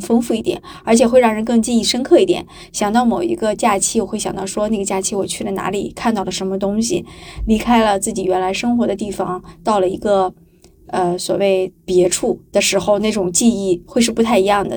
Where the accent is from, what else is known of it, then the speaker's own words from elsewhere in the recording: Qingdao, Shandong, China; now in Hangzhou, China; 我是青岛人嘛，旅游城市的人